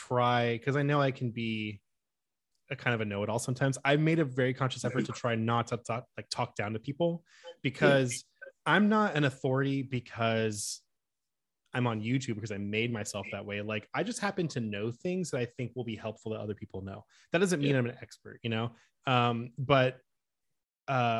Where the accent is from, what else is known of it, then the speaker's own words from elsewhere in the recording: Oakland, California, United States; moved away as an adult; also born or lived in Los Angeles, United States; now in Milwaukee, United States; I'm actually from the Bay Area. So I grew up and I lived near San Francisco in Oakland for most of my life